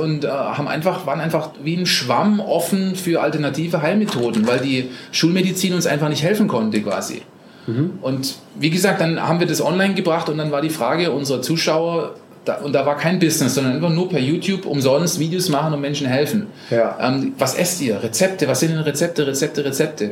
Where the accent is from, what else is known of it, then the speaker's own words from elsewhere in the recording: Germany; moved away as an adult; also born or lived in Costa Rica; ich aus Deutschland komme und eigentlich ein Handwerker bin